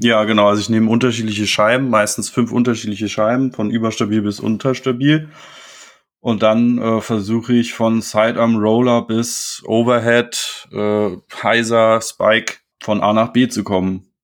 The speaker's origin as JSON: {"language": "German", "area": "Berlin-Potsdam commuter belt", "region": "Brandenburg", "country": "Germany", "tie": "born or raised there", "said": "ich komme aus dem Speckgürtel Berlin-Potsdam, also bin jetzt nicht wirklich in der großen Stadt aufgewachsen, aber halt nahe."}